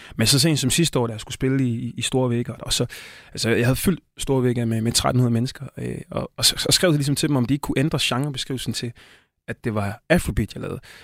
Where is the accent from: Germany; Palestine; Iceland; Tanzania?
Tanzania; now in Denmark; er fra Østafrika, Tanzania, hvor jeg kommer fra